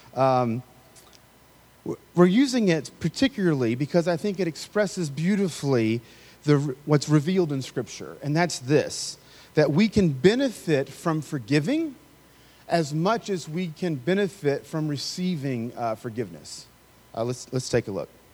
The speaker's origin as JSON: {"language": "English", "region": "the South", "country": "United States", "tie": "born or raised there", "said": "I grew up in the South"}